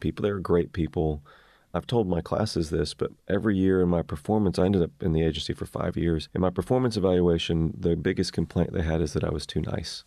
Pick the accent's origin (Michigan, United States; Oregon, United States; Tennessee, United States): Tennessee, United States; Maryville; moved away as an adult; also born or lived in Memphis, Tennessee; growing up in East Tennessee